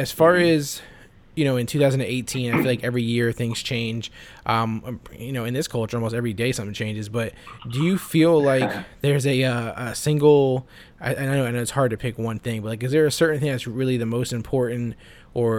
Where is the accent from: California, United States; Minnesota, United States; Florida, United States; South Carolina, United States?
Florida, United States; I'm from Florida